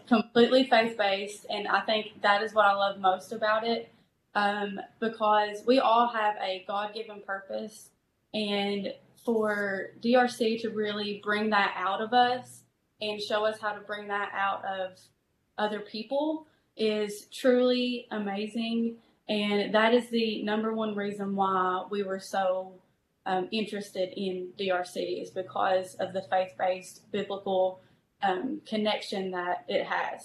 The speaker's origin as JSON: {"language": "English", "town": "Prestonsburg", "region": "Kentucky", "country": "United States", "tie": "born or raised there", "also_born_or_lived": "Garrett, Kentucky / Richmond, Kentucky", "said": "I grew up in this area in Prestonsburg, Kentucky. I'm originally from Garrett, which is maybe 15 minutes from Prestonsburg"}